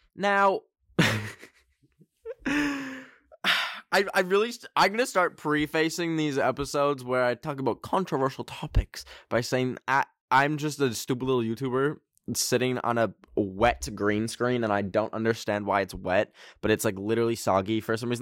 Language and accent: English; Canada; I am Canadian